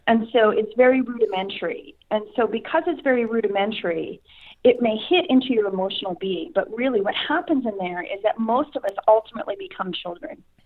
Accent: Saskatchewan, Canada; I'm from Canada, but okay. specifically province of Saskatchewan

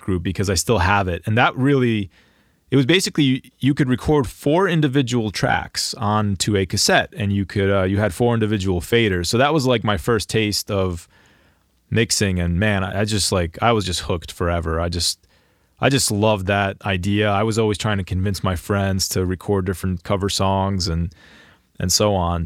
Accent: Greater Philadelphia area, Pennsylvania, United States; I'm from the Greater Philadelphia area

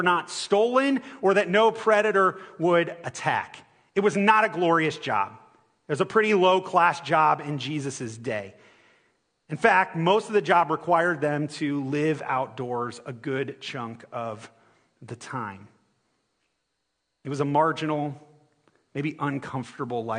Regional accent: Ohio, United States; moved away; I'm from Ohio

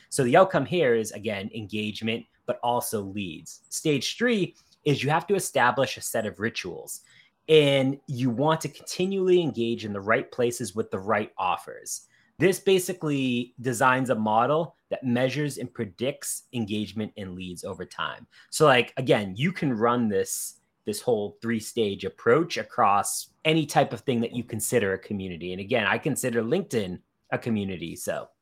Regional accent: Boston, Massachusetts, United States; We're both from the Boston area.

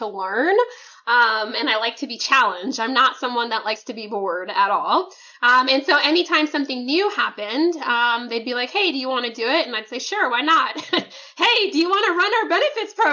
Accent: Oklahoma, United States; now in Houston, United States; I grew up in Oklahoma

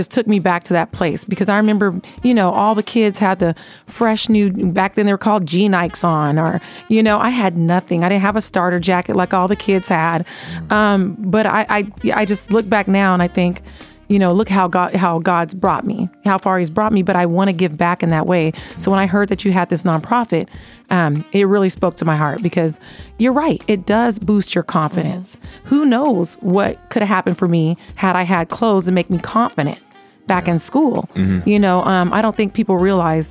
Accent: Las Vegas, Nevada, United States; I grew up here in Vegas

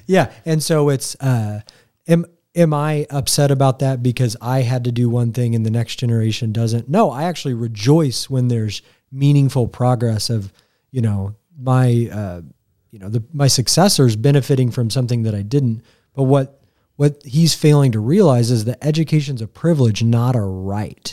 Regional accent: Greenfield, Indiana, United States; I'm from Greenfield. Like, I'm a marauder. I went to Mount Vernon High School

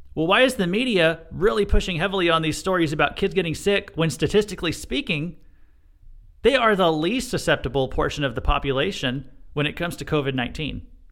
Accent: Missouri, United States; this happened in my home state

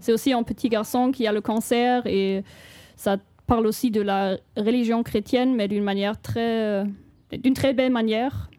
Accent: Chemnitz, Saxony, Germany; French is a second language; je viens de Chemnitz, une ville en Allemagne

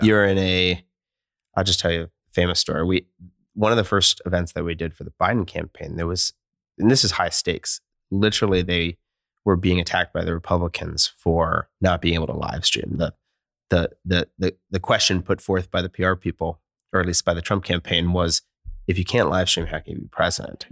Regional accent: Philadelphia, Pennsylvania, United States; moved away as an adult; also born or lived in California; now in Portland, United States; I grew up in Philadelphia. I'm a Philly guy

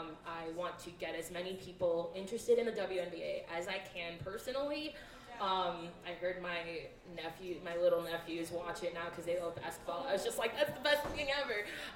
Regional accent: Milwaukee, Wisconsin, United States; I was born and raised in Milwaukee. I went to school in Madison, Go Badgers.

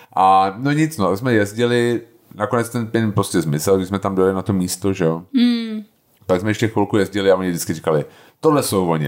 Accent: Bohemia, Czechia

